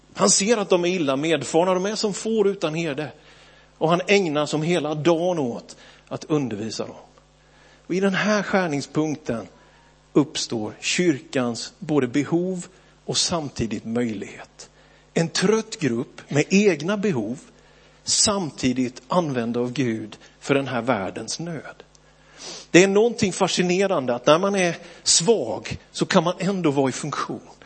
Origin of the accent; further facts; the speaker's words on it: Björkeby, Sweden; att växa upp i Philadelphia, Björkeby